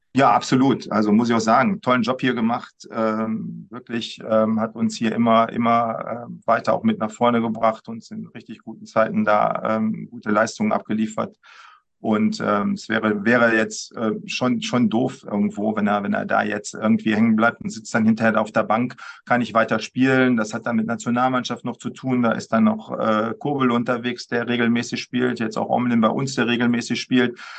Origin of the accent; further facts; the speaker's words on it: Düsseldorf, North Rhine-Westphalia, Germany; als Düsseldorfer